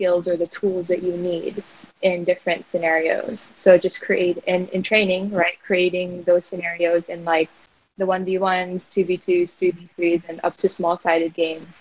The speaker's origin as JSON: {"language": "English", "region": "South Florida", "country": "United States", "tie": "born or raised there", "also_born_or_lived": "Makati, Philippines", "moved": "yes", "lives_now": "Philippines", "said": "I grew up in South Florida"}